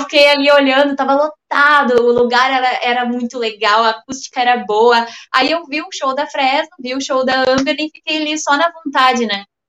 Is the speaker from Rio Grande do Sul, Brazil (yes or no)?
yes; Rio Grande do Sul, Brazil; eu sou gaúcha